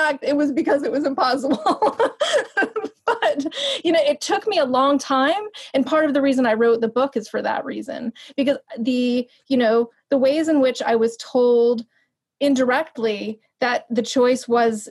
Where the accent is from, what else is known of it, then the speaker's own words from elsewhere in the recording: New York, United States; moved away as an adult; also born or lived in Los Angeles / West Virginia; a person who grew up in New York and then lived in Los Angeles.